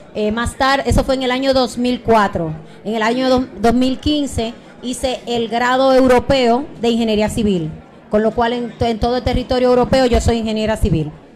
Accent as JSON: {"language": "Spanish", "town": "Santo Domingo Oeste", "region": "Distrito Nacional", "country": "Dominican Republic", "tie": "born or raised there", "moved": "yes", "lives_now": "Spain", "said": "Yo nací en República Dominicana, en Santo Domingo, en Herrera"}